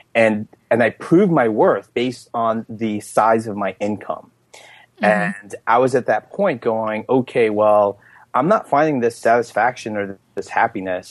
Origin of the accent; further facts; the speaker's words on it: Elizabeth, New Jersey, United States; I grew up in Elizabeth, New Jersey, which is the the fourth largest city